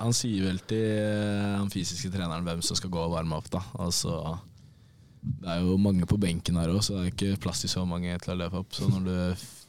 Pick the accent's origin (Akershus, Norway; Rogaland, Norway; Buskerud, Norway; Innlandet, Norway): Akershus, Norway; Bærum; moved away as an adult; also born or lived in Molde; now in Denmark; det var ikke så mye hjemme i Bærum bortsett fra i ferier